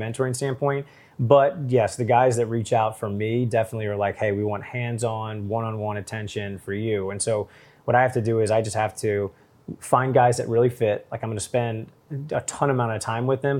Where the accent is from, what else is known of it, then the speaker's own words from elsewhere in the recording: St. Louis, Missouri, United States; I was from Saint Louis